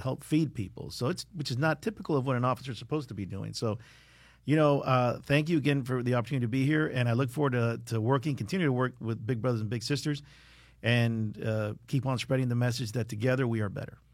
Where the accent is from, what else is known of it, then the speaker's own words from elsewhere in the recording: South Florida, United States; growing up in South Florida, it's, you know, I'm a big believer that this is paradise